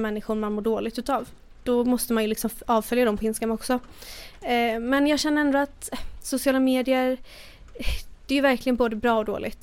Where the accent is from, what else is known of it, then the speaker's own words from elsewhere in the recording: Borås, Västra Götaland, Sweden; also born or lived in United States; Jag är uppväxt i Borås, sen bodde jag i USA i två och ett halvt år.